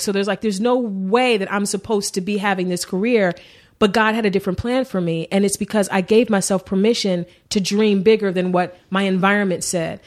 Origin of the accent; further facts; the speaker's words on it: Cleveland, Ohio, United States; moved away as an adult; also born or lived in Warrensville Heights, Ohio; now in Los Angeles, United States; I grew up in East Cleveland. I, I moved to Warrensville. It's like a suburb when I was, like, in fifth grade